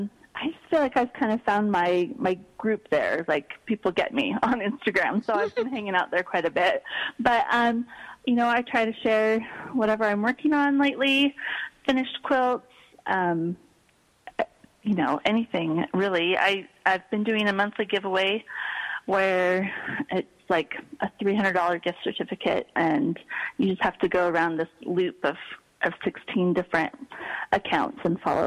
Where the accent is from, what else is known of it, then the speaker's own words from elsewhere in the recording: Pacific Northwest, United States; it reminded me a lot of growing up in the Pacific Northwest, so that's where it came from.